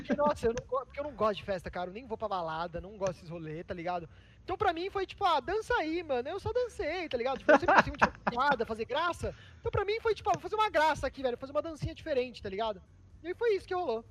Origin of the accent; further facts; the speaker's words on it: Votorantim, São Paulo, Brazil; moved away as an adult; now in São Paulo, Brazil; Em Sorocaba, que é uma cidade muito pequena, que é de onde eu sou, né? Votorantim, que é menor ainda, do lado de Sorocaba.